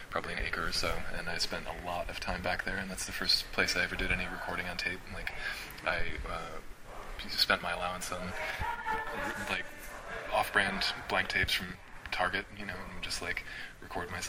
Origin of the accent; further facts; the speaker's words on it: Midwest, United States; But um, yeah, I think growing up in the Midwest, ha- ha- like like it does for anybody from the region, kind of instilled me with uh, both a good work ethic